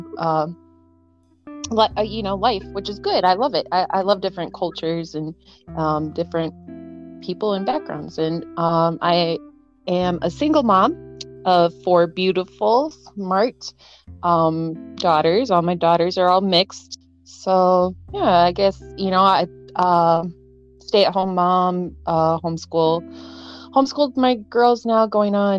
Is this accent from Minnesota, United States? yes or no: yes; Rochester, Minnesota, United States; I grew up in Rochester, Minnesota